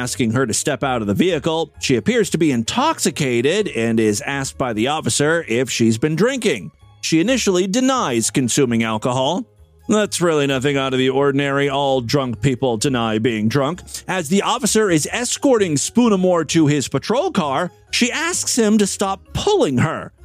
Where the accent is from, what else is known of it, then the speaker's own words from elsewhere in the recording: Ohio, United States; my home state